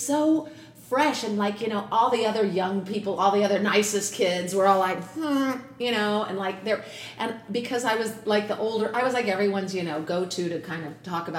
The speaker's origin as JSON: {"language": "English", "town": "San Diego", "region": "California", "country": "United States", "tie": "born or raised there", "moved": "as an adult", "lives_now": "New York, United States", "said": "I'm from California. And what part? I grew up in San Diego"}